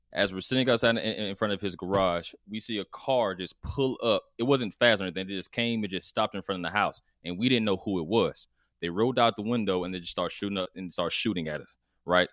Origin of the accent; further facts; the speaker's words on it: College Park, Georgia, United States; so I'm from College Park, Georgia, which is, which is a, which is the south side of Atlanta